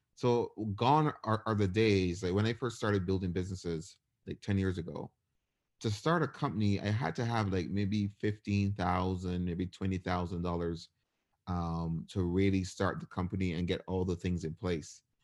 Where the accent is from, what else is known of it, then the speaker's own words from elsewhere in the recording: Barbados; moved away as an adult; now in United States; I was born and raised in Barbados, and I ended up moving to the U S for college.